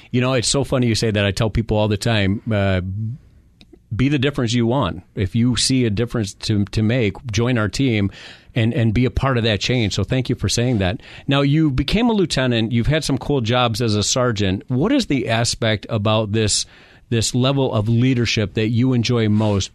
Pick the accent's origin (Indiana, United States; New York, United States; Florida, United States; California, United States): New York, United States; now in Phoenix, United States; I'm from New York